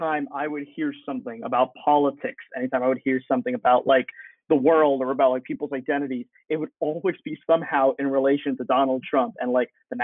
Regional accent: United States; I was born in this country

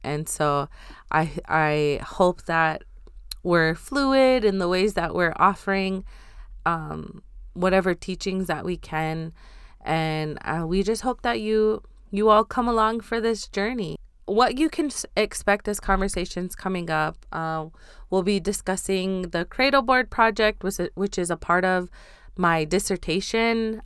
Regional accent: North Dakota, United States; also born or lived in Seattle; I am from Standing Rock, um, currently between North Dakota and Seattle

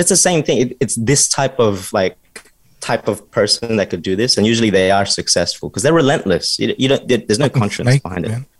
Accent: Australia; we were born in Australia

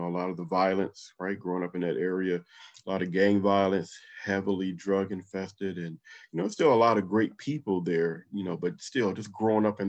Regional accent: Compton, California, United States; moved away; also born or lived in Little Rock, Arkansas; Growing up in Compton definitely was a leading factor for me to join the Army

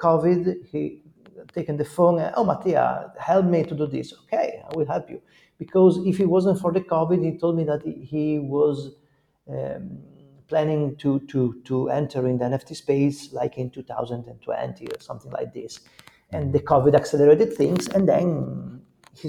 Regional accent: Italy; We are not from America. We are in Italy.

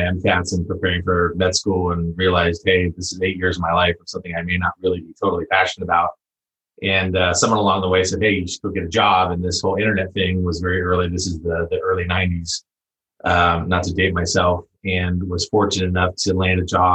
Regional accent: San Diego, California, United States; moved away as an adult; now in Bay Area, United States; I was fortunate enough to grow up in Southern California, San Diego, and specifically La Jolla.

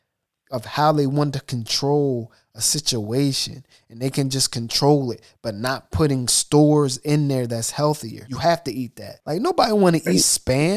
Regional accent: United States; we grew up in America

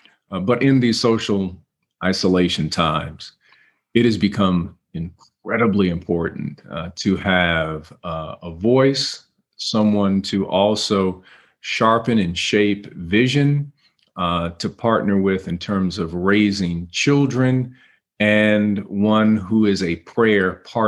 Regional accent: Cleveland, Ohio, United States; I had a crew of people I grew up with in Cleveland.

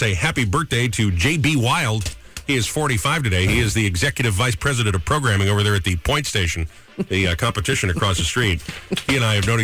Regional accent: United States; as an American

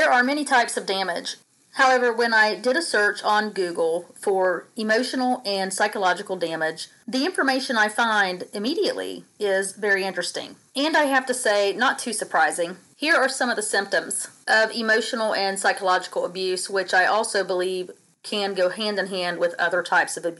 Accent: United States; moved away; I am actually on vacation back in my home state

